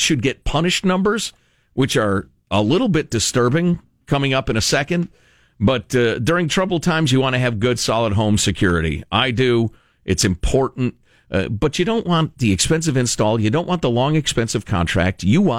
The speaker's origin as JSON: {"language": "English", "town": "Chicago", "region": "Illinois", "country": "United States", "tie": "born or raised there", "said": "I grew up in Chicagoland, and you're either a Cubs fan or a Sox fan."}